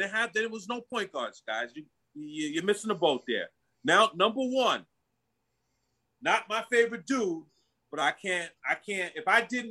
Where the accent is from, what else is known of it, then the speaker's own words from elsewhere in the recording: New York City, New York, United States; I call Brooklyn, Crooklyn, and I was born in Kings County Hospital.